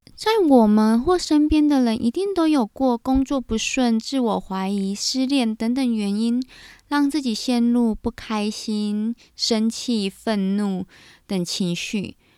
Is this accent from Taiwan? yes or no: yes; Taiwan; also born or lived in United Kingdom; 在正规的台湾教育底下长大